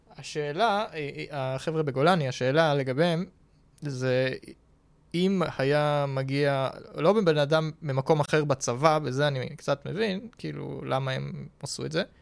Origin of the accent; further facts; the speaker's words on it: Tel Aviv, Tel Aviv District, Israel; תל אביבי